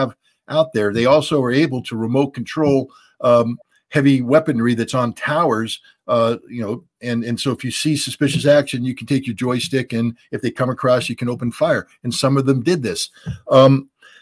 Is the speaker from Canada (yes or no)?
no; United States; I love being an American